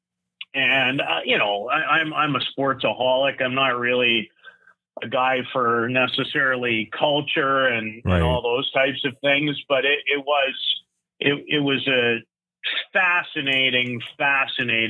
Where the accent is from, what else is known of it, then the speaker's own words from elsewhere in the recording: Saskatoon, Saskatchewan, Canada; I grew up in Saskatoon